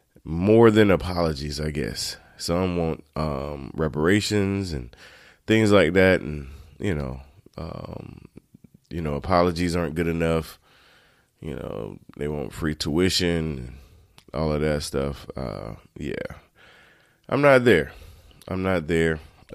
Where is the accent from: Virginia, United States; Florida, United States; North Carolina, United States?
North Carolina, United States; Turkey; I grew up in Turkey, North Carolina, those that don't know.